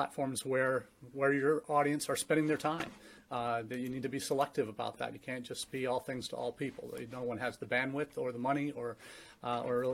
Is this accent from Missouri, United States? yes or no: yes; St. Louis, Missouri, United States; also born or lived in England; now in Findlay, Ohio, United States; my dad's company moved him from the U.K. to the home office in St. Louis, Missouri, where I grew up